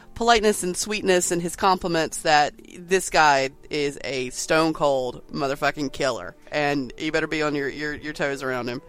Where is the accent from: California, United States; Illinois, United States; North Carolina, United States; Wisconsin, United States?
North Carolina, United States; accent: southern; I'm a southerner I don't know my, if my accent t- doesn't tell you. And I'm I've lived in, in North Carolina my entire life